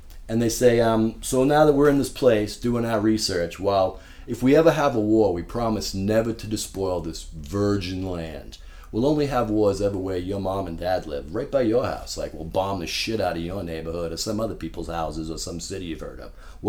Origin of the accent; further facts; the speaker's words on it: Boston, Massachusetts, United States; because I'm from Boston. I sound like a douchebag.